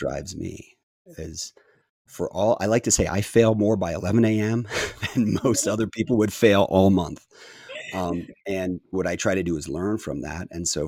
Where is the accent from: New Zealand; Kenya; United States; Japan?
Japan; born there; I was born in Japan. My parents were in the Foreign Service